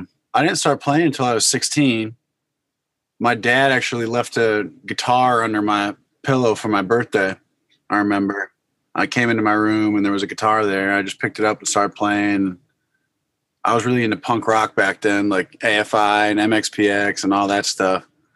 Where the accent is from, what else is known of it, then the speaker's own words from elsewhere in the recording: Connecticut, United States; also born or lived in New York / Boston; I grew up in Connecticut and spent time in New York and Boston